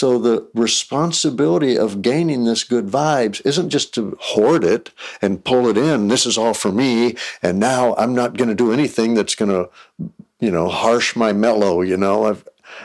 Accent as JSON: {"language": "English", "region": "Texas", "country": "United States", "tie": "born or raised there", "said": "I grew up in Texas where sports are religion"}